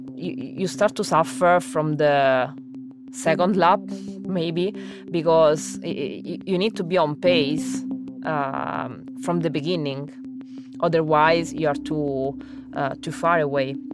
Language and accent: English; Rome, Lazio, Italy; English is a second language; moved away as an adult; also born or lived in Oxford, England; I was born in Rome